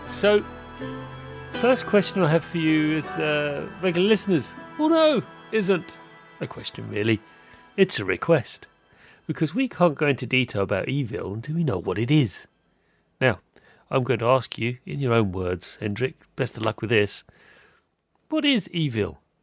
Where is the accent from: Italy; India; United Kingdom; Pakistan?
United Kingdom; I'm British